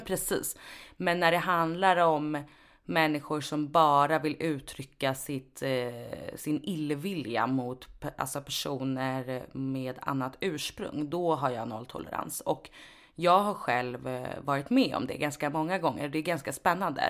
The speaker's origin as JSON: {"language": "Swedish", "country": "Sweden", "tie": "born or raised there", "said": "Jag är född och uppvuxen här. Eh, jag är lika mycket svensk som du är"}